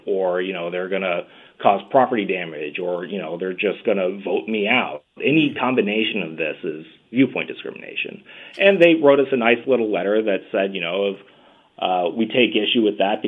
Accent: the American South, United States; we come from the American South

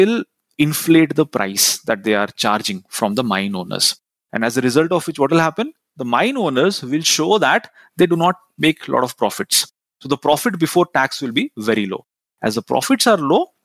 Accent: Rourkela, Odisha, India; I'm from Rourkela. Rourkela is known as one of those steel cities

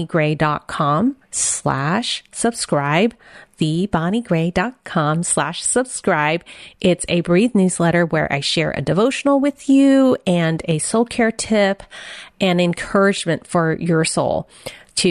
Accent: San Francisco, California, United States; I was born in San Francisco, Chinatown.

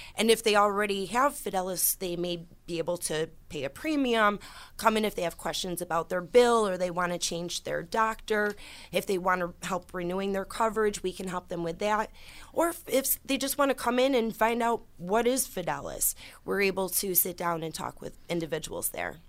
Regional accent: Orleans County, New York, United States; I started thirteen years ago as a representative in my hometown county, in Orleans County, a very small rural area

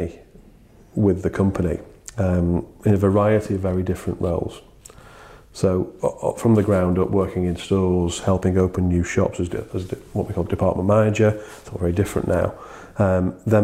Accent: just outside Liverpool, North West England, United Kingdom; I was born just outside Liverpool. Dad is from Liverpool and my mum is from Widnes, which is a little town just nearby. So I had a really lovely childhood with those guys.

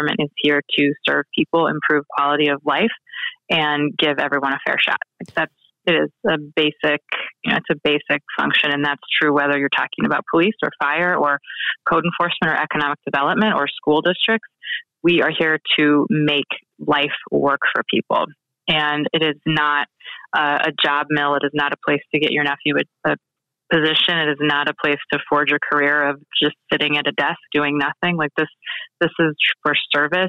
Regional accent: Oregon, United States; moved away as an adult; also born or lived in Washington, D.C. / Japan; now in Scranton, United States; I'm from Oregon. I moved out to the East Coast, to Washington, D.C. in 2005.

